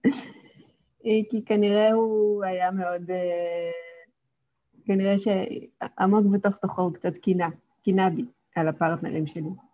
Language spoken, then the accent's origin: Hebrew; Kokand, Fergana Region, Uzbekistan; first language Russian; Hebrew is a second language; now in Israel; גדלתי באוזבקיסטן